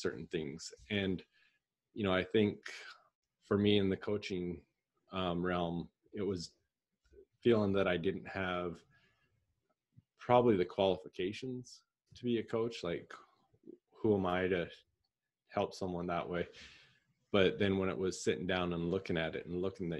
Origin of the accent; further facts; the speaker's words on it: Southern Alberta, Canada; moved away as an adult; now in Gilbert, United States; I'm originally from Canada, Southern Alberta, and I now live in Gilbert, Arizona in the US